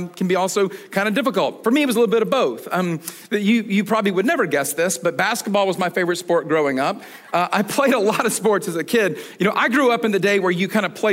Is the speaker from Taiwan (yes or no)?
no; Atlanta, Georgia, United States; I was born and raised in Atlanta